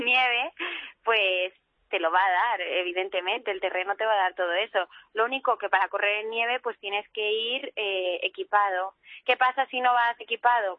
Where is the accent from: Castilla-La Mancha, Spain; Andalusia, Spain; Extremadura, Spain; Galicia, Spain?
Castilla-La Mancha, Spain; Toledo; soy toledana